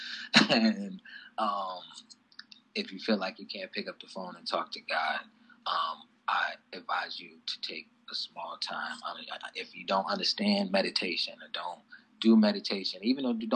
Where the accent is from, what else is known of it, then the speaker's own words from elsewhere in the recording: East Moline, Illinois, United States; I'm from East Moline, Illinois, population 21,000